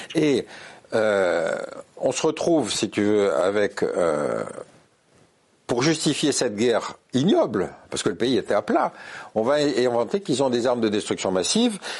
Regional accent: France

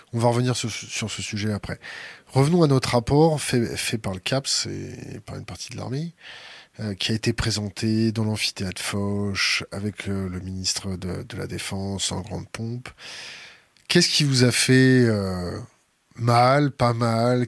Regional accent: France; en tant que Français

